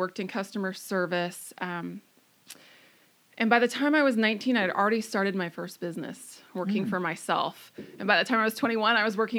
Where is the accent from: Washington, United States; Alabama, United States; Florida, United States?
Washington, United States; Arlington; also born or lived in Lynden, Washington / Lake Stevens, Washington / Camano Island, Washington; And we moved everywhere down to Lake Stevens, Snohomish area, back up to Arlington is where I spent the bulk of my growing up.